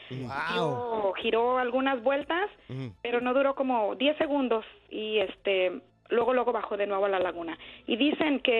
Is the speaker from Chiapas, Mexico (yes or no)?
no; Atotonilco el Alto, Jalisco, Mexico; yo soy de Atotonilco, Alto Jalisco.